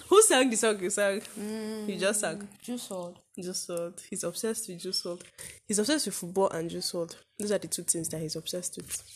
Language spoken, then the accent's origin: English; Zaria, Kaduna State, Nigeria; we are from Zaria in Kaduna State